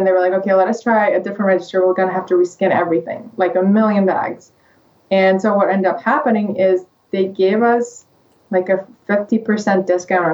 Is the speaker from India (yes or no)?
no; Russia; English is a second language; moved away as an adult; now in United States; I'm from Russia